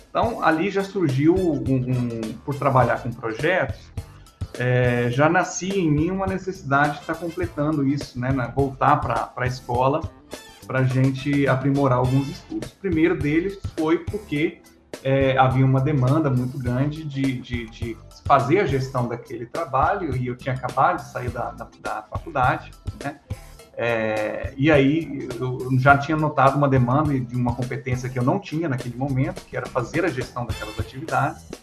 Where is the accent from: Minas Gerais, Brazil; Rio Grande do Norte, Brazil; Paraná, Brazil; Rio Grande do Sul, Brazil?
Paraná, Brazil; also born or lived in Recife; Eu sou pernambucano, né? nasci em Recife, Pernambuco, Fiquei lá pouco tempo, até uns, uns três anos de idade, e depois disso eu fui para o sul, do Paraná.